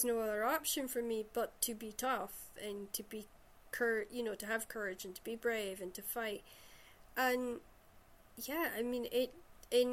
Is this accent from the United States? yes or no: no; Shetland, Scotland, United Kingdom; I grew up in Shetland